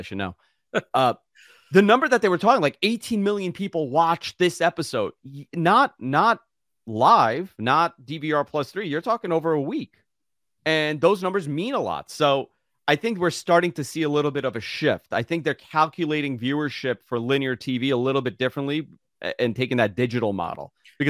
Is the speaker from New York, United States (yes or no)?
yes; Queens, New York, United States; You're in my hometown in Queens.